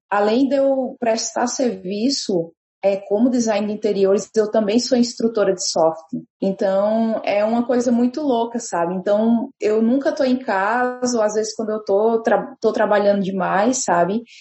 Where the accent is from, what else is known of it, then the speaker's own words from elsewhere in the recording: Pernambuco, Brazil; now in Novo Hamburgo, Brazil; É, eu sou pernambucana, mas hoje eu moro e atuo na, no Rio Grande do Sul, em Novo Hamburgo, tá?